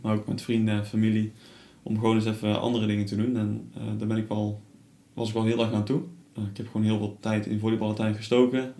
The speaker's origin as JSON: {"language": "Dutch", "town": "Tilburg", "region": "North Brabant", "country": "Netherlands", "also_born_or_lived": "Sliedrecht", "said": "ik kom zelf uit Tilburg"}